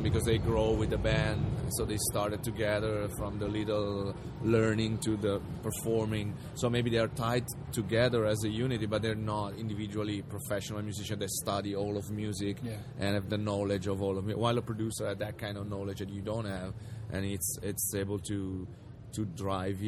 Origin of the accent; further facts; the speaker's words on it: Italy; we're from Italy